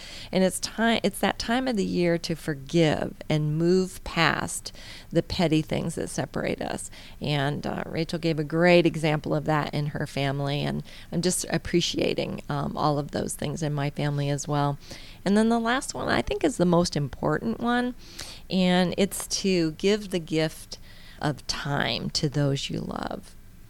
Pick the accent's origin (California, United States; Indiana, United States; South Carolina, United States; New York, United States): Indiana, United States; now in Georgia, United States; So, but the northerners, that I came from Indiana, so our northerners definitely are experiencing something a little different.